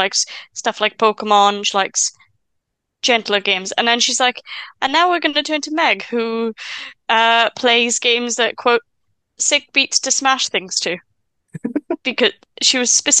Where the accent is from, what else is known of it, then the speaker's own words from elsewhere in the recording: Wales, United Kingdom; I'm from Wales